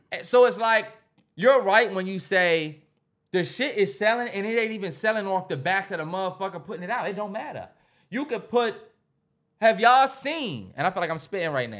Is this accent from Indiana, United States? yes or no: no; Upper Marlboro, Maryland, United States; We grew up in a nice area